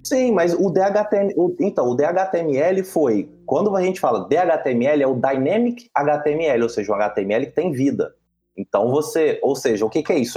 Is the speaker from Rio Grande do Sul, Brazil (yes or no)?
no; Vila Velha, Espírito Santo, Brazil; sou de Vila Velha, Espírito Santo